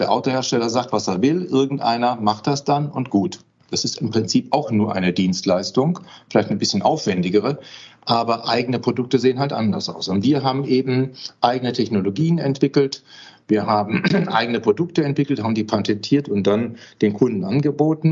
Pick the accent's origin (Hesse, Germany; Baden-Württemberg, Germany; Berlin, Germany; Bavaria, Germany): Baden-Württemberg, Germany; Heilbronn; moved away as an adult; also born or lived in Westphalia / Osnabrück; now in Paderborn, Germany; Ich bin zwar Westfaler, aber im Schwabenland aufgewachsen.